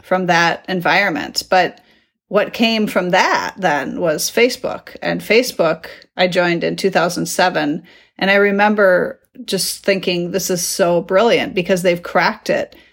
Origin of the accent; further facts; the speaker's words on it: United States; moved away as an adult; now in Netherlands; my experience being an American abroad